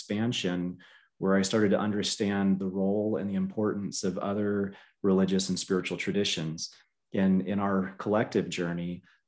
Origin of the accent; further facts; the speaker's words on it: the South, United States; So I grew up in the South